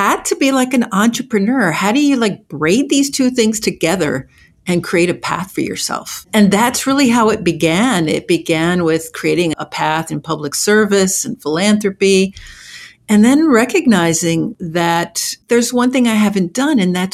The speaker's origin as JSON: {"language": "English", "region": "New Jersey", "country": "United States", "tie": "born or raised there", "also_born_or_lived": "Havana, Cuba", "said": "I grew up in New Jersey, and I ended up in New Jersey via Havana"}